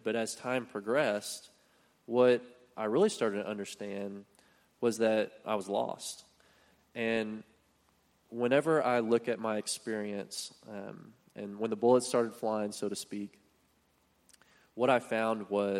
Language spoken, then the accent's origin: English; Keller, Texas, United States; I grew up in Keller. My wife and I both went to Keller High School.